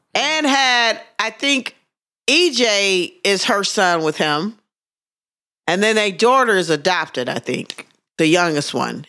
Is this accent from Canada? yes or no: no; Wisconsin, United States; I'm from Wisconsin